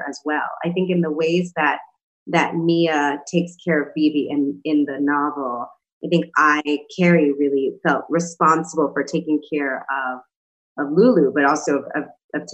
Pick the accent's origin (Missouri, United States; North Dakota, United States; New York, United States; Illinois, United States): New York, United States; New York City; I come from New York City, from the Bronx, is where I grew up